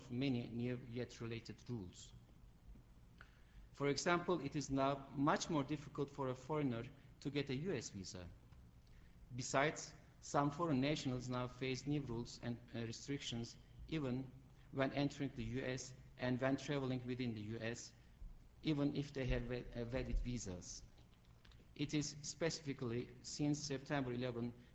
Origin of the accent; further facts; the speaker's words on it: Turkey; moved away; I'm Turkish